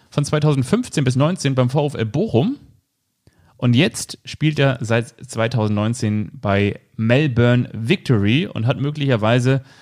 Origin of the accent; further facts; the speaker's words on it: Neunkirchen, Lower Austria, Austria; born there; Ich bin in Neunkirchen geboren, ganz genau, und zwar am 7. April. Und Neunkirchen ist in Österreich.